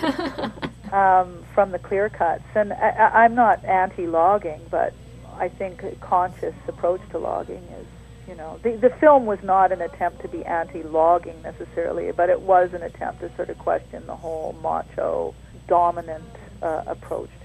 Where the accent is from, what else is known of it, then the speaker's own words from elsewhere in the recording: Terrace, British Columbia, Canada; I grew up in Terrace in northern BC